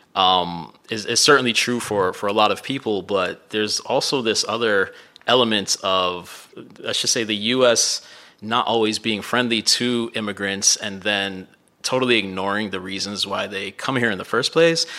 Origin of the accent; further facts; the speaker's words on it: Miami, Florida, United States; moved away; also born or lived in Midwest; growing up in Miami